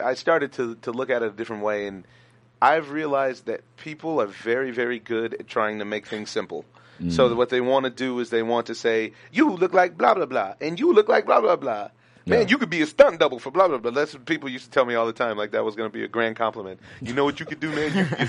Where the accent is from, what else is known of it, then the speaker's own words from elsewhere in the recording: Orange County, California, United States; also born or lived in Los Angeles; now in San Gabriel Valley, United States; I'm from Orange County. I lived in Orange County for the longest time. Went to Canyon High School in Anaheim Hills. We were the Comanches. It was lovely. and now I reside in this lovely San Gabriel Valley.